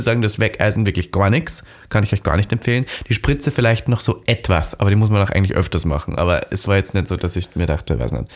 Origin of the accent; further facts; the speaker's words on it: Austria; ich bin ja aus Österreich